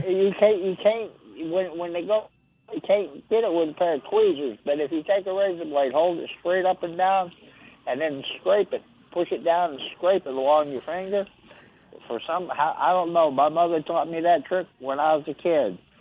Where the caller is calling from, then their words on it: Miami, Florida, United States; I'm calling from Miami, Florida